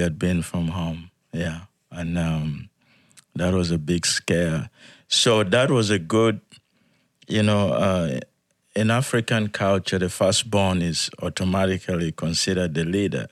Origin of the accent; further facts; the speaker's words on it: Yei, Central Equatoria, South Sudan; moved away; I was born in South Sudan